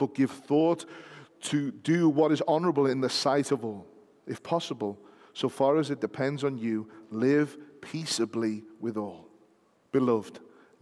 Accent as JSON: {"language": "English", "country": "United Kingdom", "said": "we happen to be British citizens"}